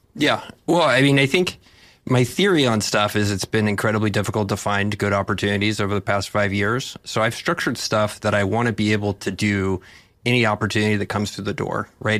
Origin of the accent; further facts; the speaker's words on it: Texas, United States; I'm from Texas